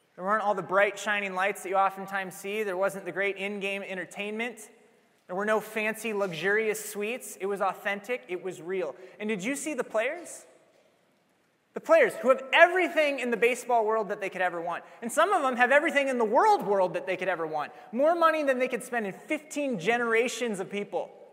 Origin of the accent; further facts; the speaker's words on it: Iowa, United States; Iowa, I replied